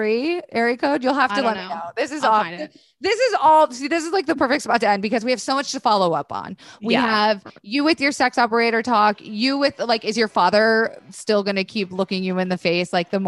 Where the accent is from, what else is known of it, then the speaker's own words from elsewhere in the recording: Tampa, Florida, United States; I'm from Tampa.